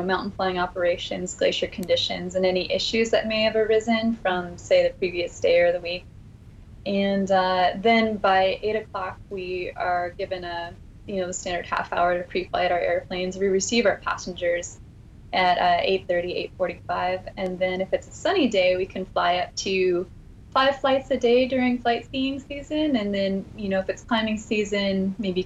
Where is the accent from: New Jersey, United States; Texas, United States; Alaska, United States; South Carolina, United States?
Alaska, United States; Growing up in Alaska